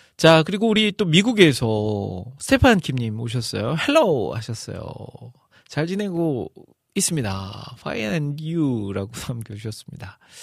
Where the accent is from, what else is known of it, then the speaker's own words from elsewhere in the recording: Iksan, North Jeolla, South Korea; now in Seoul, South Korea; 저의 고향 전라도 전라북도 익산인데